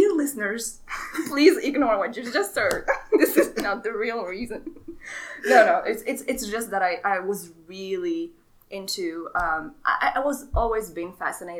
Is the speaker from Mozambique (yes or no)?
no; Morocco; English is a second language; moved away as an adult; now in United States; I'm from Morocco originally, born and raised.